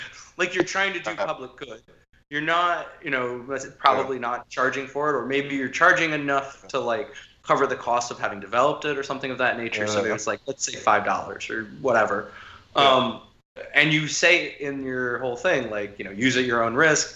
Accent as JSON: {"language": "English", "country": "United States", "said": "being an American"}